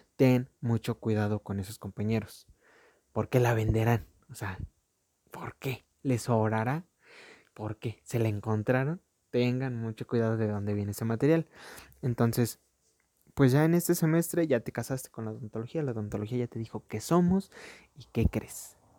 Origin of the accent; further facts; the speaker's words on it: Mexico; mi país